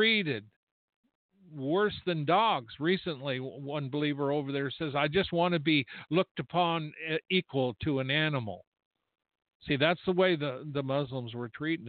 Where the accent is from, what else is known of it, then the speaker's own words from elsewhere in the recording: United States; I'm an American